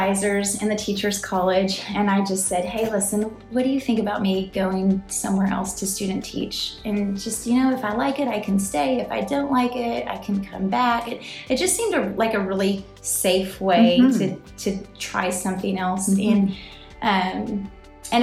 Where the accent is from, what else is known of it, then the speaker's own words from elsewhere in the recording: Nebraska, United States; moved away as an adult; also born or lived in Houston, Texas; now in Arlington, United States; I grew up in Nebraska, in a very rural and remote part of Nebraska